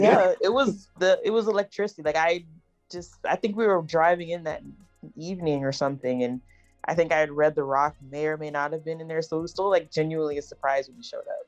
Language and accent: English; Texas, United States; I'm from Texas